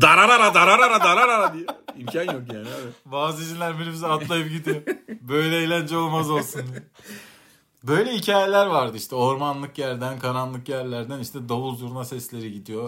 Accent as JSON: {"language": "Turkish", "region": "Central Anatolia", "country": "Turkey", "tie": "born or raised there", "said": "Biz Orta Anadolu'da e, cinlerin cin düğünü hikayeleriyle çok büyüdük."}